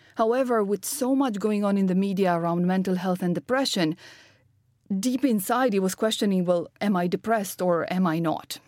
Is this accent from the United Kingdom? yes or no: no; Romania; moved away; I'm originally from Romania, uh, was born to a father quantum physicist and a mother entrepreneur.